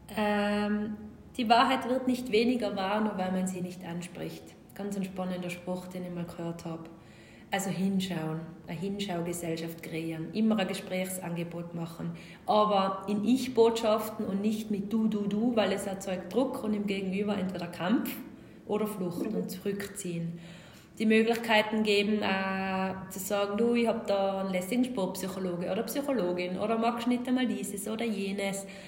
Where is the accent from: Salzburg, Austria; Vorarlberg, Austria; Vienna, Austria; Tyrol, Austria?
Tyrol, Austria; accent: Tyrolean; Ich bin Tirolerin